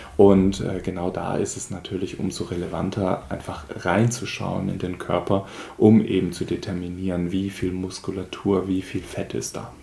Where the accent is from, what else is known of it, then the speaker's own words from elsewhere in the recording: Schönbuch region, Swabia, Baden-Württemberg, Germany; aus meiner Heimat, nämlich die Schönbuchregion in Schwabenländle.